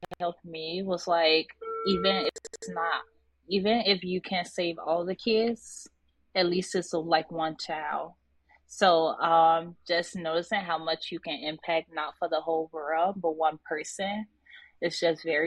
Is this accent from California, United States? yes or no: yes; Inglewood, California, United States; me growing up in Inglewood